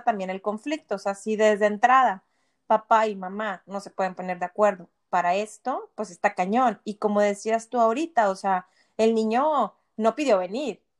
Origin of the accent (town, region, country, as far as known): Monterrey, Nuevo León, Mexico; moved away